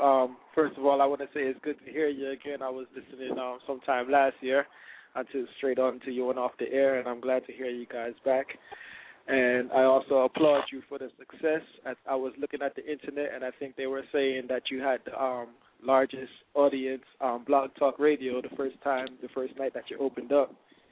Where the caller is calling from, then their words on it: Fort Lauderdale, Florida, United States; I'm calling from Fort Lauderdale.